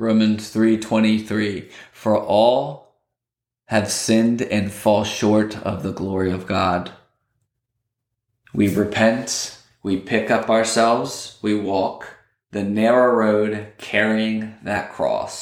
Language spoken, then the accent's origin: English; Lancaster County, Pennsylvania, United States; I grew up in Lancaster County, Pennsylvania, and there are plenty of farms up there